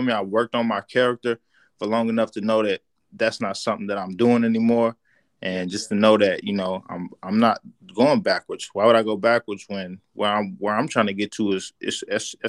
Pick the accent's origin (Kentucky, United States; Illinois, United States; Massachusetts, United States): Kentucky, United States; Louisville; moved away as an adult; that's where I'm from